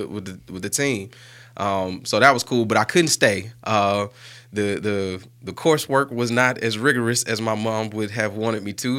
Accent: Birmingham, Alabama, United States; growing up on Bush Boulevard

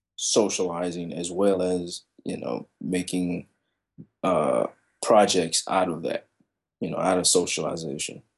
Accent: Chicago, Illinois, United States; now in Kansas, United States; I'm from Chicago. I'm a city boy

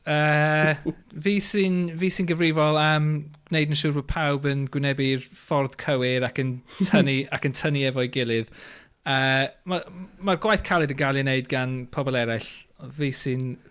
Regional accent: Flintshire, Wales, United Kingdom; now in London, United Kingdom; Dwi'n dod yn reiddiol o Sir y Flint

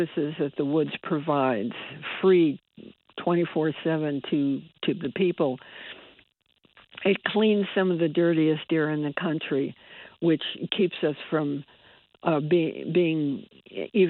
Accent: Bridgeport, Connecticut, United States; I was born and raised in Bridgeport.

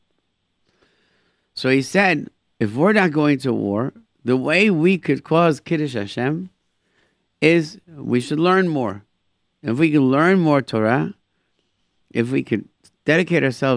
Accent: United States; being an American in Israel

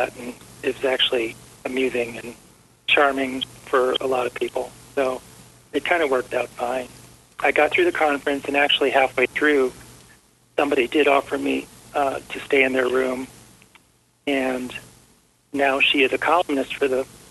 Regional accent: Cleveland, Ohio, United States; moved away; also born or lived in Colorado; I'm from Cleveland

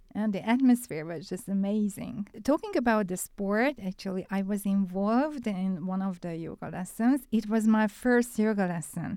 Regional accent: Budapest, Hungary; English is a second language; I'm from Hungary, and I'm from Budapest

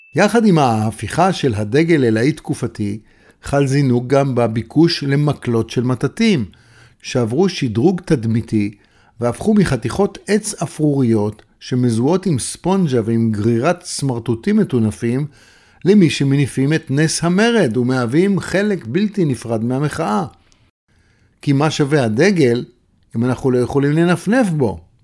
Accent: Beersheba, Southern District, Israel; בבאר שבע, עיר הולדתי

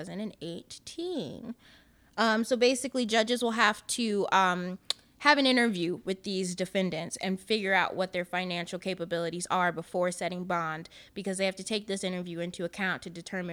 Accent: Grand Rapids, Michigan, United States; moved away as an adult; now in Chicago, United States; I'm from Grand Rapids, Michigan. So when I moved to Chicago

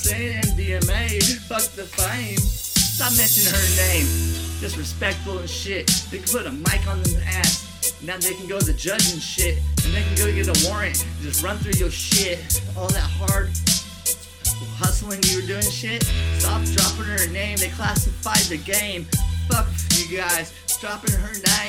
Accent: Hayward, California, United States; I come from Hayward, California

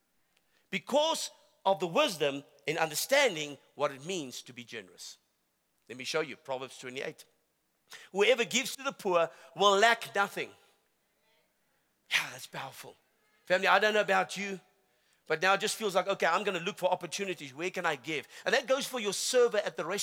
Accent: South Africa; I am a South African. And I love my country

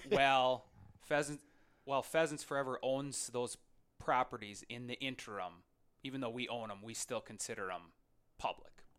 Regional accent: Lac qui Parle County, Minnesota, United States; I'm from Lacaparo County. That's where my hometown is.

